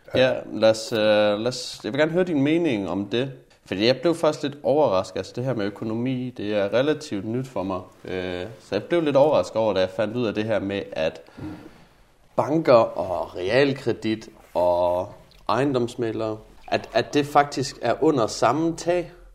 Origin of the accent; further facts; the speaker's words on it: Jutland, Denmark; Nu kommer jeg jo fra Jylland